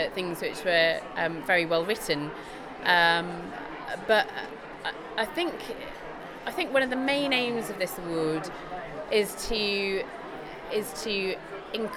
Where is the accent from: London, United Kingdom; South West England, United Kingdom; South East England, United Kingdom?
South West England, United Kingdom; Bristol; I'm Bristolian.